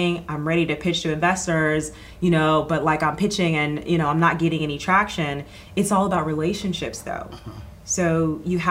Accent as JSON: {"language": "English", "town": "Atlanta", "region": "Georgia", "country": "United States", "tie": "born or raised there", "also_born_or_lived": "New York", "moved": "as an adult", "said": "Growing up in Atlanta"}